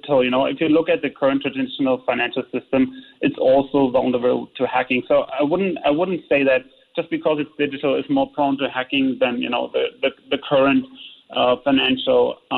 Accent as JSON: {"language": "English", "country": "Germany", "moved": "yes", "lives_now": "Singapore", "said": "I'm from Germany."}